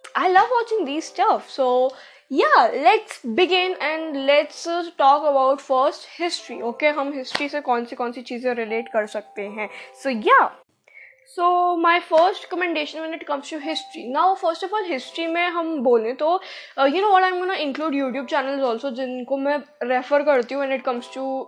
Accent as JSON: {"language": "Hindi", "country": "India", "accent": "Indian", "said": "मेरा कोई एक्सेंट है भी नहीं भाई एकदम इंडियन एक्सेंट है"}